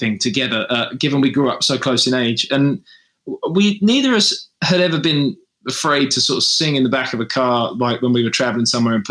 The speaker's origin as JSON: {"language": "English", "country": "United Kingdom", "tie": "born or raised there", "said": "your hometown, or which was just outside London for us. It wasn't in London. We were about an hour outside of London."}